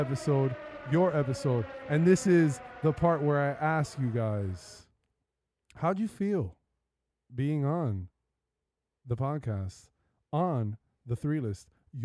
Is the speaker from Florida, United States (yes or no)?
yes; Hialeah, Florida, United States; I was born in Hialeah Hospital